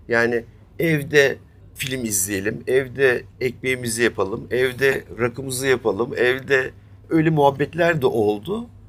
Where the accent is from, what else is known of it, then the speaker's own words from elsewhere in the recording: Istanbul, Turkey; ben doğma büyüme Üsküdarlıyım.